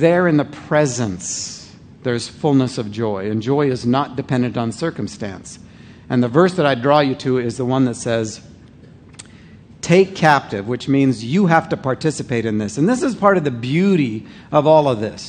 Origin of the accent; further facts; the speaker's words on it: Canada; I'm a Canadian